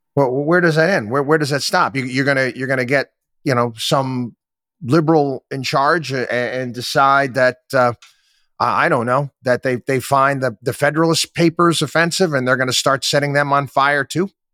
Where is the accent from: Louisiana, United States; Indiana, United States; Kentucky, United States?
Louisiana, United States; I was from Louisiana.